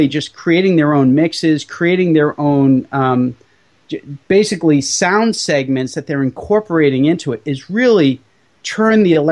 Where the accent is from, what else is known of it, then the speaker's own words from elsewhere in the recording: Boston, Massachusetts, United States; I happen to have been born and raised in the Boston area